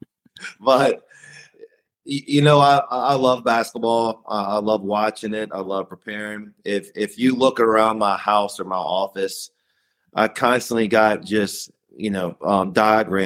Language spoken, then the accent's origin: English; Virginia, United States; I'm from Virginia. My parents still live in Salem, Virginia.